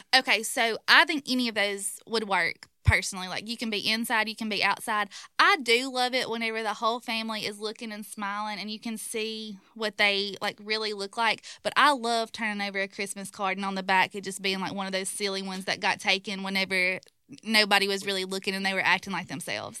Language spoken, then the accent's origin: English; Ripley, Mississippi, United States; I'm from Ripley, so at Ripley, before the parade starts, we light the town